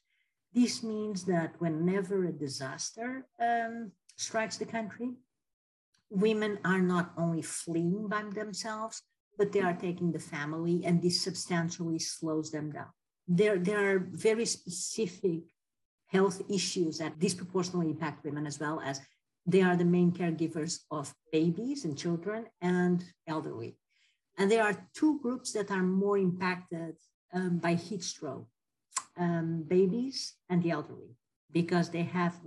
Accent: Lisbon, Portugal; moved away as an adult; also born or lived in China / France / Netherlands; now in Malaysia; I'm in my hometown, Lisbon

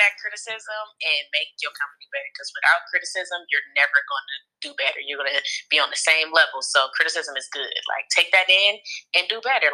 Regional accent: Oakland, California, United States; moved away as an adult; now in Los Angeles, United States; I'm from Oakland, California, and I moved to LA about three years ago

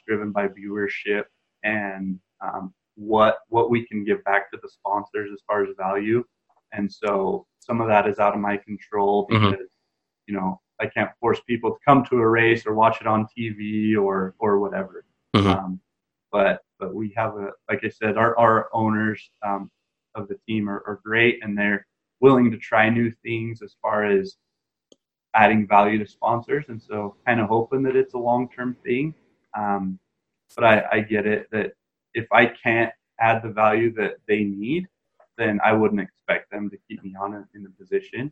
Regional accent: southeast Idaho, United States; growing up in Idaho, we get snow in the winter

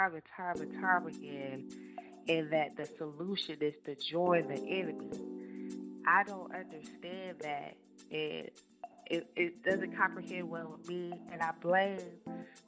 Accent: Rocky Mount, North Carolina, United States; I'm from Edgecombe County, North Carolina

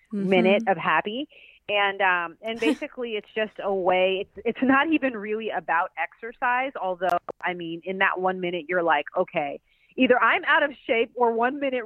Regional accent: Pasadena, California, United States; I'm from Pasadena, California

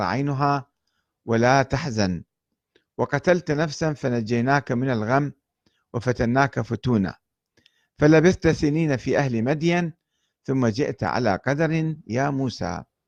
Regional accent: Iraq; moved away; also born or lived in Lebanon / Iran

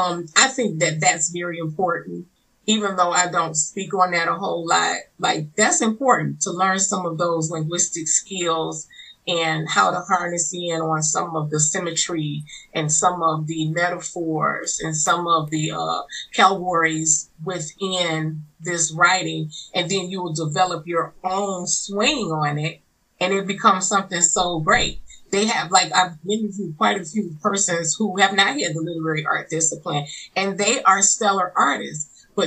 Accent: Detroit, Michigan, United States; also born or lived in New Orleans, Louisiana; now in Ohio, United States; Detroit raised, and now I'm in Ohio.

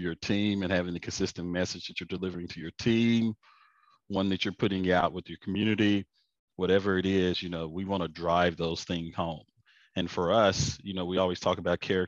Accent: Lonoke, Arkansas, United States; moved away as an adult; now in Houston, United States; Well, I'm from Arkansas. It's where I'm from originally, a small town called Lone Oak, about 4,000 people. It's actually the minnow capital of the world

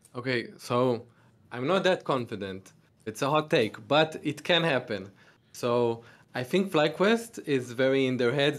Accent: Tel Aviv, Tel Aviv District, Israel; I'm from Tel Aviv, Israel

